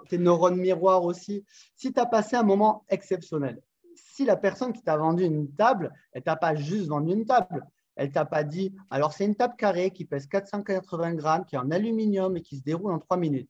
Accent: south of France, France; accent: accent chantant (southern French); now in Montpellier, France; j'habite dans la belle ville de Montpellier dans le sud de la France.

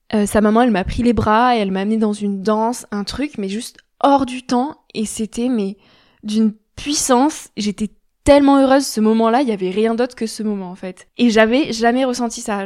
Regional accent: France; je suis française, je garde toutes mes habitudes françaises

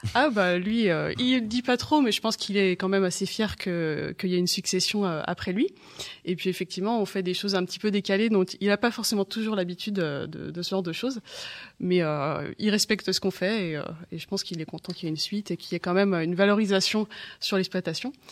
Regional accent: Janzé, Brittany, France; also born or lived in Rennes; je suis née à Rennes. Euh, j'ai grandi à Janzé sur l'exploitation familiale.

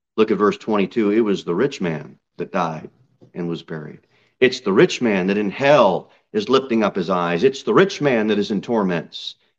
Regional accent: United States

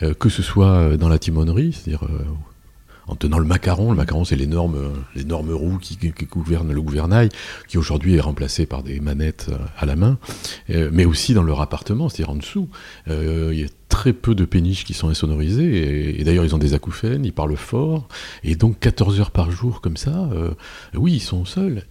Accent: Paris, Île-de-France, France; je suis parisien

